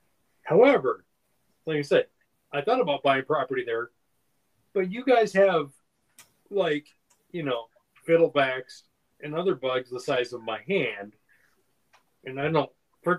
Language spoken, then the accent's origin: English; Minnesota, United States; moved away; I come from Minnesota.